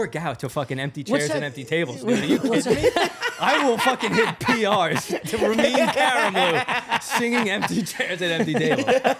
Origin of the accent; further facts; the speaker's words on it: Long Island, New York, United States; I'm from Long Island, yeah.